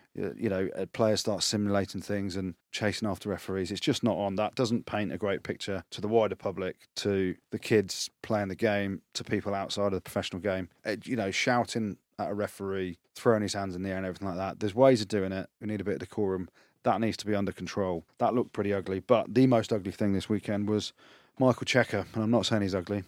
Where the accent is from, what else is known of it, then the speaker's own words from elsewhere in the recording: England, United Kingdom; I'm English.